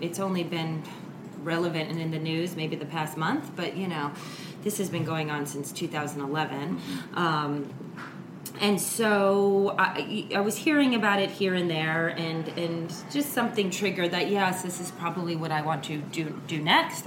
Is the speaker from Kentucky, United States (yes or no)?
no; New York, United States; I'm a New Yorker.